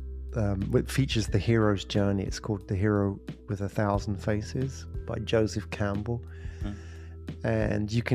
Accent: England, United Kingdom; moved away as an adult; also born or lived in London / Japan; now in Singapore; I was born in England

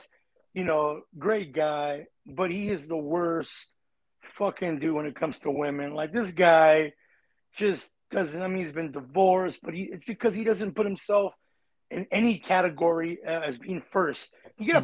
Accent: Artesia, California, United States; also born or lived in Norwalk, California; I grew up in a little hood named Barrio Chivas in the city of Artesia, and then I moved to Norwalk

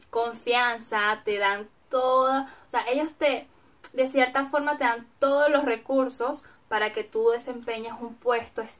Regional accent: Venezuela; now in Germany; si yo soy venezolana y pues simplemente vengo a Alemania por

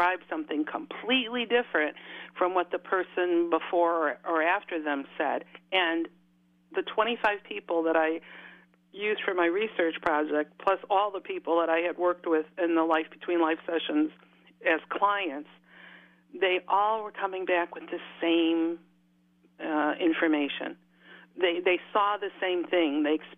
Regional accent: Chicago, Illinois, United States; moved away as an adult; also born or lived in Virginia; now in Charlottesville, United States; was born and raised in Chicago

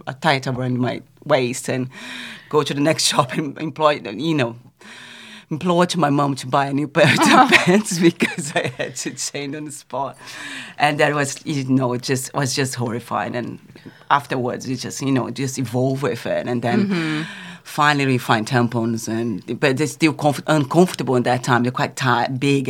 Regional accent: São Paulo, Brazil; moved away; I grew up in Brazil, in São Paulo.

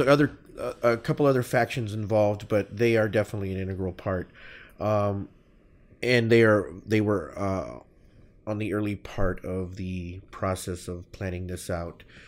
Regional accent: Phoenix, Arizona, United States; I loved my home

